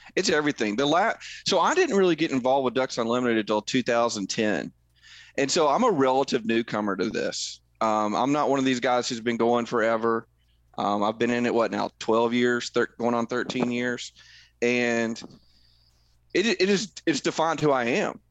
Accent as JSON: {"language": "English", "region": "Middle Tennessee", "country": "United States", "tie": "born or raised there", "said": "I grew up in Middle Tennessee"}